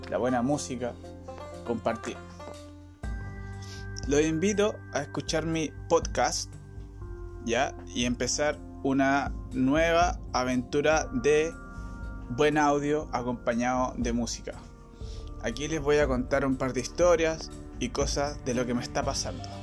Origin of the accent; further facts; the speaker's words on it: Pelluhue, Maule, Chile; soy de Peyúe, mariscadero.